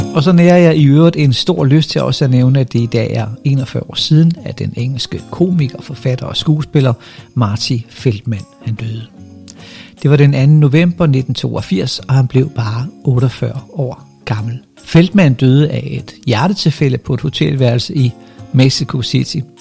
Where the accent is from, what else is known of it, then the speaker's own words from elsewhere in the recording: Funen, Southern Denmark, Denmark; hvad jeg er for en fynbo